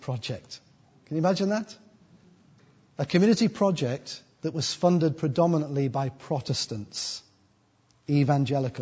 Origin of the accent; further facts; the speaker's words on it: United Kingdom; also born or lived in Sunderland; as British white people